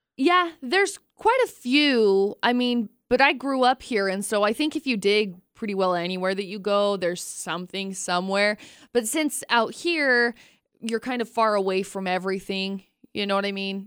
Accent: Brigham City, Utah, United States; also born or lived in Tremonton, Utah; I grew up in Tremonton and Brigham City

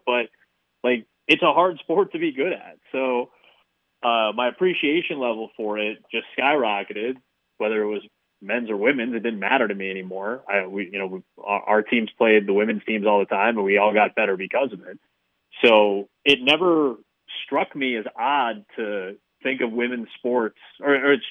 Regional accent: Chicago, Illinois, United States; the Bulls are my hometown team

